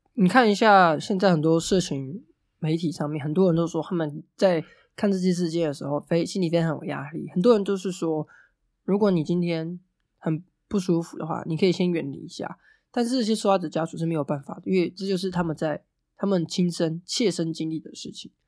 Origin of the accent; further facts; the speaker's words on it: Hualien County, Taiwan; 总是告诉我们中央，中央不理我们，所以我们花莲人要去反抗